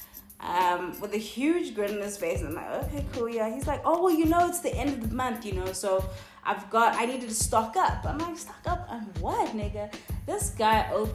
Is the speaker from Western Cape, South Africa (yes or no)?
yes; Cape Town, Western Cape, South Africa; I'm from Cape Town